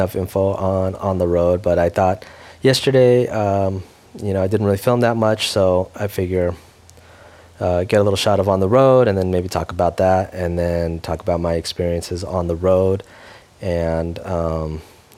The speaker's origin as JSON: {"language": "English", "country": "United States", "tie": "born or raised there", "said": "I grew up in America"}